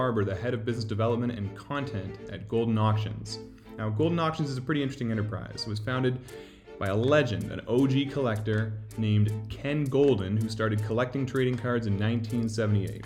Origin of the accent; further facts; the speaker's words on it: Toronto, Ontario, Canada; I'm from Toronto